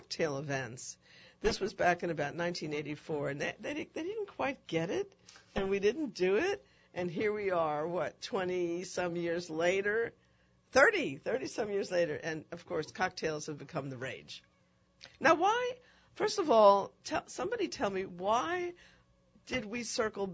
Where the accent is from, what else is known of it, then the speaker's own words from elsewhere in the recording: East Coast, United States; moved away as an adult; also born or lived in New York; now in New Orleans, United States; I'm a reformed Yankee, so I'm from the East Coast, where when I grew up, bourbon was not part of our culture